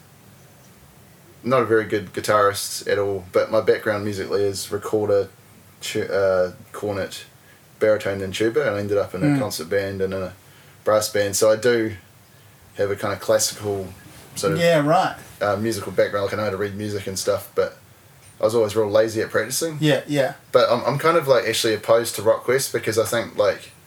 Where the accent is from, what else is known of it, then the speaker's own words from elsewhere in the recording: Invercargill, Southland, New Zealand; moved away as an adult; also born or lived in Dunedin, New Zealand; now in Wellington, New Zealand; I grew up in Invercargill